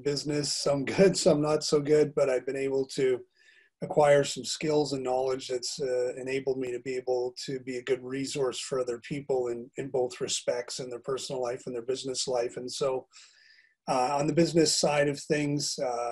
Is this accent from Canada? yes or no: yes; Calgary, Alberta, Canada; moved away as an adult; now in Bangor, United Kingdom; I'm originally from Calgary, Alberta, Canada, which is in the west part of the country